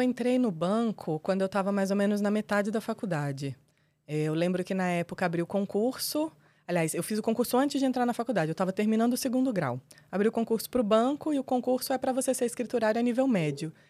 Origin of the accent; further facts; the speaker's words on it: Brasília, Federal District, Brazil; Eu sou nascida e criada em Brasília, brasiliense da Gema, entusiasta da cidade.